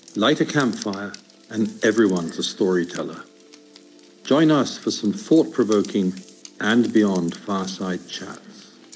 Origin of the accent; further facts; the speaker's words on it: England, United Kingdom; moved away; growing up in England